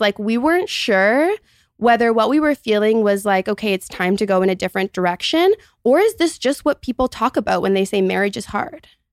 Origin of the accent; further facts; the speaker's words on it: Toronto, Ontario, Canada; also born or lived in Montreal, Canada; I'm thirty-one, and I'm from Toronto, Canada.